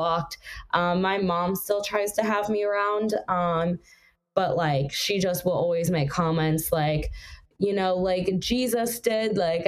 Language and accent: English; Los Angeles, California, United States; I grew up in the South Bay, and in the South Bay, it's a little more conservative